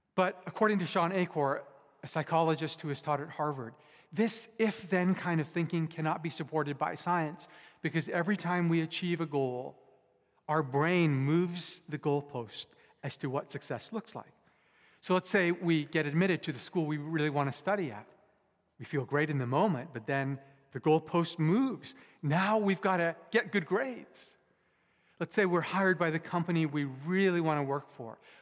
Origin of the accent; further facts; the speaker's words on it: Vancouver, British Columbia, Canada; also born or lived in Japan; I was born in Japan, but I was mostly raised here in Canada, in, in Metro Vancouver